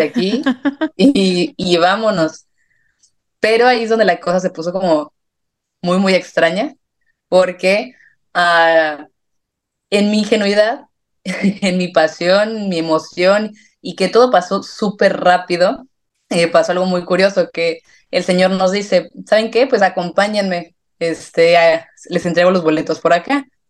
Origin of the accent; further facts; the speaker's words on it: San Miguel de Allende, Guanajuato, Mexico; moved away as an adult; also born or lived in León, Mexico; now in Madrid, Spain; primero soy San Miguel de Allende, estudié en León, pero yo soy de San Miguel